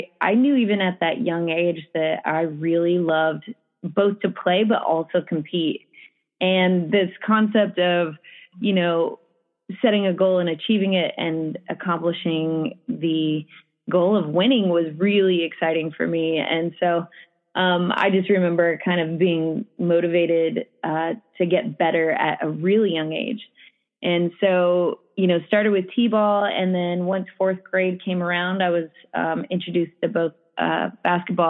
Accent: Farmington, New Mexico, United States; I grew up in Farmington, New Mexico, a small town in the northwest corner there

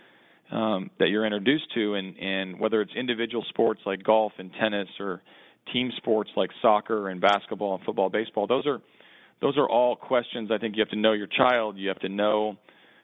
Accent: Oklahoma, United States; I grew up in Oklahoma

